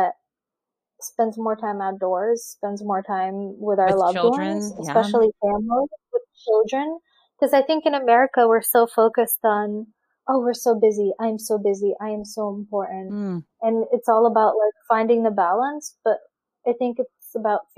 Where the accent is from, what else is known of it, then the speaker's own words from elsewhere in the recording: Russia; now in United States; I'm an immigrant. I grew up in Russia.